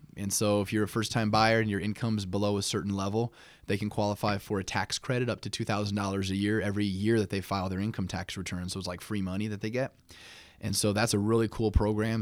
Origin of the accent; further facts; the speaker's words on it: South Bend, Indiana, United States; also born or lived in Camp Lejeune, North Carolina; pretty much raised all my life in South Bend. I w, grew up on the west side of South Bend